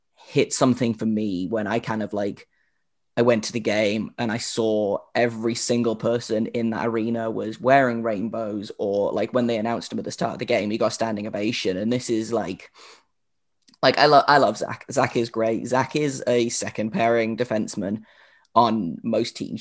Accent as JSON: {"language": "English", "country": "United Kingdom", "said": "I am the only, uh, British host on the Locked On Podcast Network"}